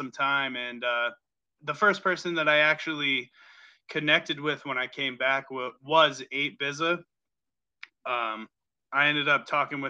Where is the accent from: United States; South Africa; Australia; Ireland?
United States; New England; even though I come from New England, I want to kind of like see all the different places